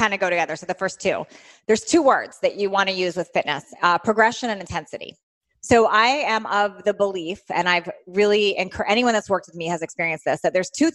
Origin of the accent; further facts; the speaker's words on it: Washington, District of Columbia, United States; moved away as an adult; now in California, United States; Originally from Washington, D.C. area.